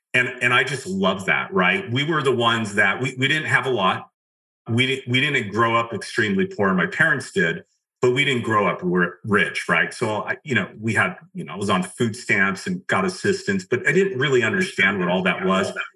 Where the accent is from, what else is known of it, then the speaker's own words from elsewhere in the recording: outside of Los Angeles, California, United States; I grew up just right outside of Los Angeles